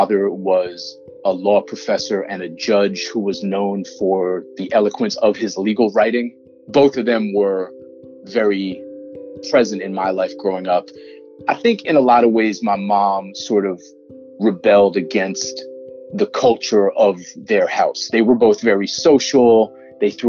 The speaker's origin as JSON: {"language": "English", "town": "Newton", "region": "Massachusetts", "country": "United States", "tie": "born or raised there", "said": "I grew up in Newton, Massachusetts, which is a close suburb to Boston"}